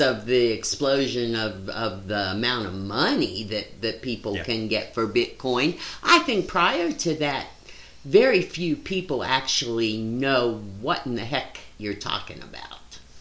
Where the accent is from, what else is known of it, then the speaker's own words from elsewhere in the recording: West Virginia, United States; moved away; growing up in West Virginia